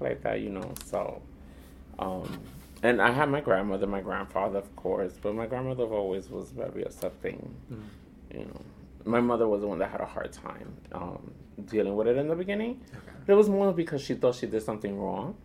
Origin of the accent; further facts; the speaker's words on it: New York City, New York, United States; also born or lived in Boston / Dominican Republic; I was born and raised here in Manhattan. Um, back then it was called Spanish Harlem. Mm. Now it's called East Harlem